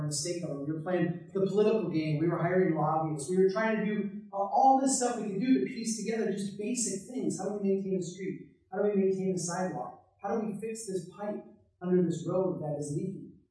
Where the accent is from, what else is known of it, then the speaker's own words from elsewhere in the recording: Brainerd, Minnesota, United States; I live in a small town in central Minnesota. I uh, grew up on the farm homestead of my great great grandparents.